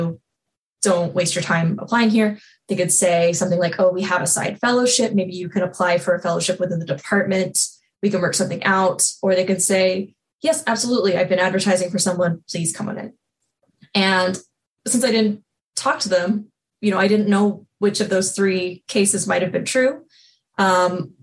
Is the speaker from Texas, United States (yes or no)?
yes; Texas, United States; moved away; I'm from Texas